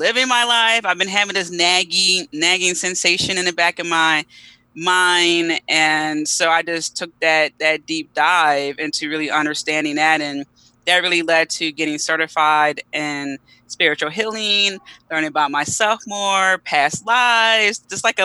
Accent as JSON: {"language": "English", "town": "Philadelphia", "region": "Pennsylvania", "country": "United States", "tie": "born or raised there", "said": "I'm from Philly, want to say, you know, South Philadelphia, born and raised"}